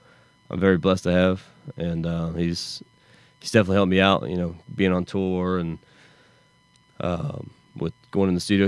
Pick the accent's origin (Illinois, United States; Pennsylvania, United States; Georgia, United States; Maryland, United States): Georgia, United States; Augusta; also born or lived in Los Angeles; Originally from Augusta, Georgia.